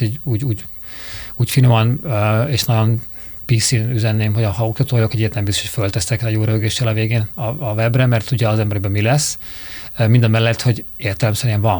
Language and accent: Hungarian; Budapest, Hungary; vagy Normafa. Tehát én is ott nőttem föl